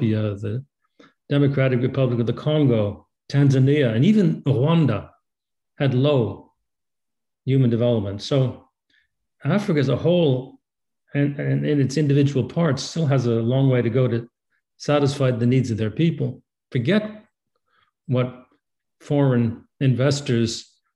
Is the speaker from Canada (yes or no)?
yes; Canada; as a Canadian